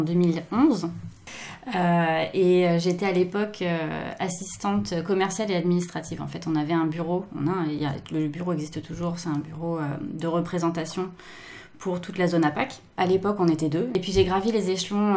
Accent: France; moved away as an adult; now in Japan; en tant que Française

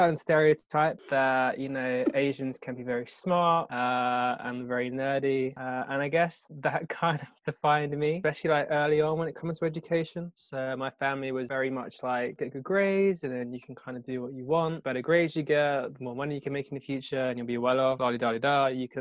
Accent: Kent, South East England, United Kingdom; I was brought up in Kent

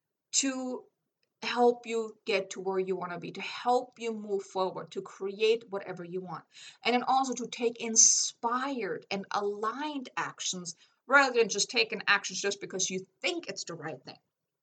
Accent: Germany; English is a second language; I'm like, I came from Germany. I had to figure everything out myself.

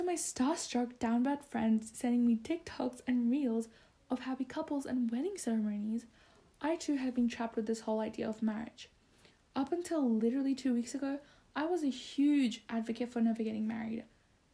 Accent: Bangladesh; moved away; Bangladesh, which is where I'm from

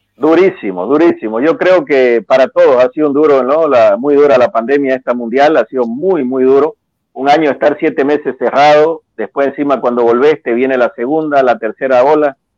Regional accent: Bolivia; also born or lived in Mexico

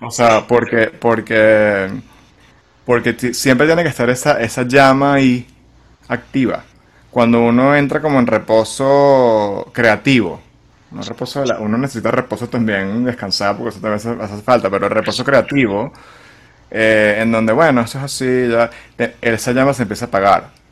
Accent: Venezuela; moved away; poder estar en mi país eh, haciendo lo que yo quisiera hacer, más allá de, o sea, o, tener a Venezuela como el país base

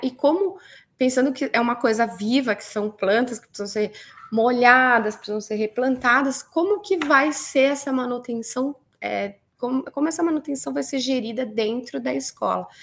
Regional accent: Rio Grande do Sul, Brazil; eu sou aqui do Rio Grande do Sul

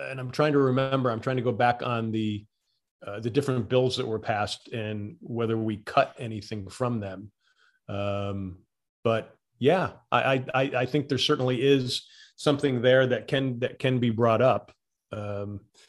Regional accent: Connecticut, United States; moved away; I was from Connecticut.

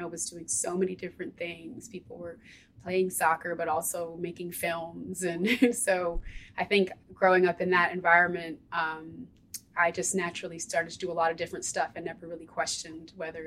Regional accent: Ithaca, New York, United States; moved away as an adult; now in Philadelphia, United States; I was raised in Ithaca

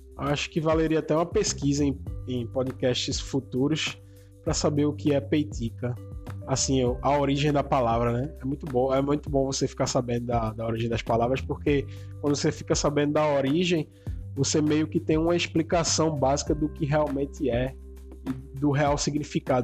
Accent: Vitória de Santo Antão, Pernambuco, Brazil; Eu sou de Vitória de Santo Antônio, que fica mais ou menos aí uns 50 quilômetros da, de Recife

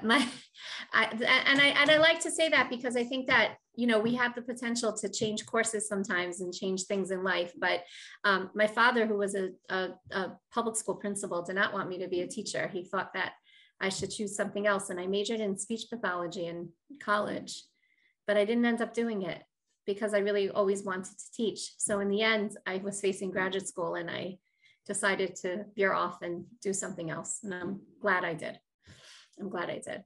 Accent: Baltimore, Maryland, United States; moved away as an adult; now in Far Rockaway, United States; I'm from originally from Baltimore, Maryland

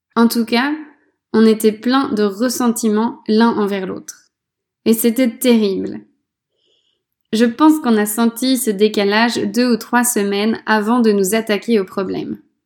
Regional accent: France; moved away as an adult; Depuis que j'ai quitté la France

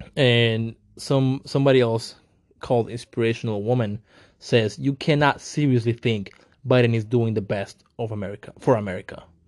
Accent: Mexico; moved away; I am also Mexican. I was raised in Mexico

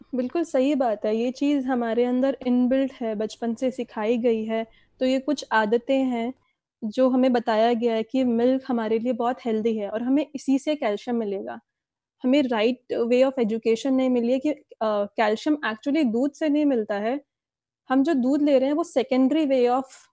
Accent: Delhi, India; now in Pune, India; मैं दिल्ली से बिलोंग करती हूँ फिलहाल मैं पुणे में रह रही हूँ

